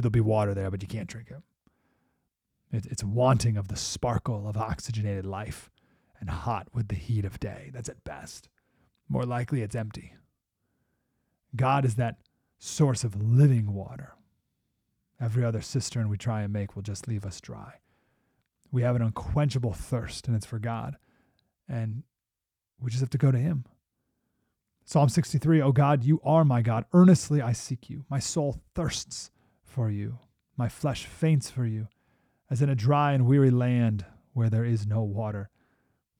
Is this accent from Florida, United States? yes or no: no; Syracuse, New York, United States; My whole life growing up, we grew up in Syracuse, New York, so we were there with all the Bills, Super Bowls